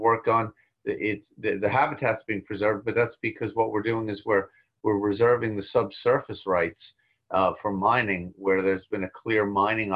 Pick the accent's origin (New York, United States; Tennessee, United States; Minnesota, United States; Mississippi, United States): New York, United States; Long Island; I grew up on Long Island